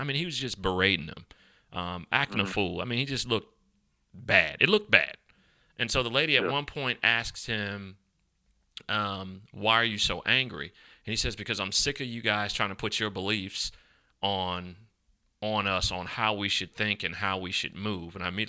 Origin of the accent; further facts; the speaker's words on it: the South, United States; I'm from Dixie. I'm proud to be a Southerner. I'm proud to be from down south, where we say y'all and we say, you know, all those different things.